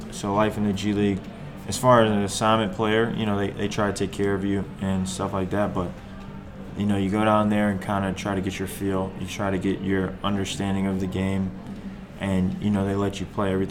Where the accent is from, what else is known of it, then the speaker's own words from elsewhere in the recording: Fort Lauderdale, Florida, United States; so I grew up in Fort Lauderdale for a little bit